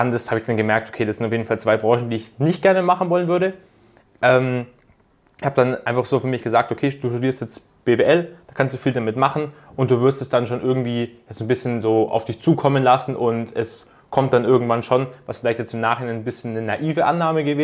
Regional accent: Augsburg, Bavaria, Germany; Ähm, ich komme aus Augsburg oder aus der Nähe von Augsburg und ja, studiere jetzt im zweiten Semester an der Uni in Augsburg Betriebswirtschaftslehre.

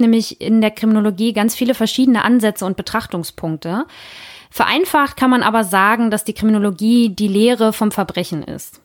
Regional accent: Northern Germany, Germany; also born or lived in Hamburg; wie wir hier bei uns im Norden sagen

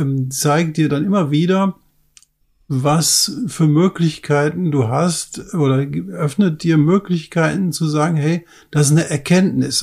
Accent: Ruhr area, North Rhine-Westphalia, Germany; ich komme aus dem Ruhrpott

